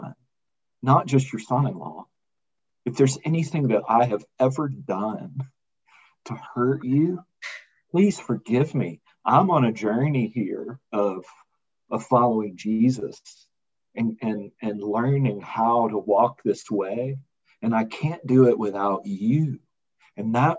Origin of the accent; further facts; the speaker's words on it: Birmingham, Alabama, United States; moved away as an adult; also born or lived in Washington, District of Columbia, United States / Arlington, Virginia; now in Colorado Springs, United States; I grew up in Birmingham, and I was born in 1970, and I kind of grew up in Birmingham